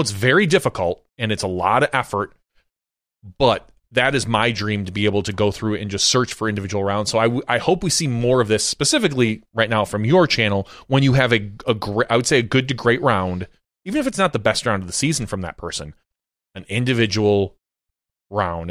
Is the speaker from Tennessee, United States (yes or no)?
no; Appleton, Wisconsin, United States; I lived right off of Highway ten growing up in Appleton.